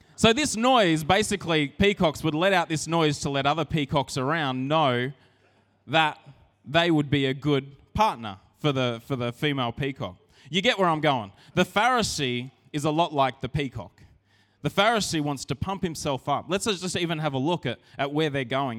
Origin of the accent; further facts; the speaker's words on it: Narrandera, New South Wales, Australia; I grew up in Narandra